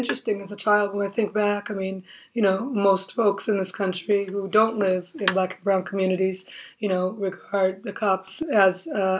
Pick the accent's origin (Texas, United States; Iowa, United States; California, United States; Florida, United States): California, United States; Compton; Even when I was a little girl, growing up in Compton, there was a heavy police presence. I would always see cops on my block.